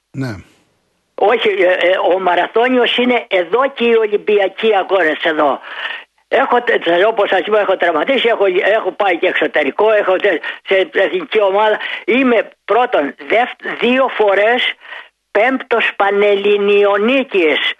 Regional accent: Nafplio, Peloponnese, Greece; also born or lived in Athens; Είμαι από τον Άπλιον, παλιό μαραθωνοδρόμος.

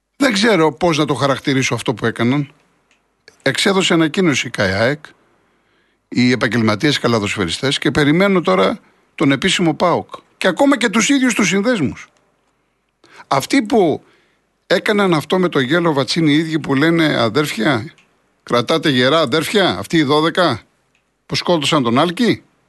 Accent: Greece; σαν Έλληνες

